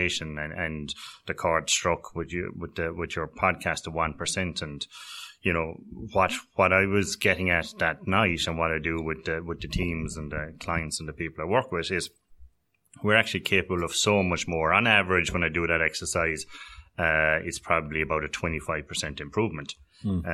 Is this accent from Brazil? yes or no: no; North Cork, Munster, Ireland; I'm originally from North Cork on the border there with Tipperary and Waterford